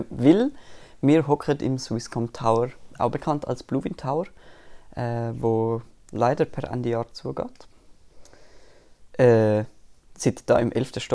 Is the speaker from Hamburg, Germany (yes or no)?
yes; Hamburg, Germany; es geht um Hamburger und als Hamburger identifiziere ich mich mit dem.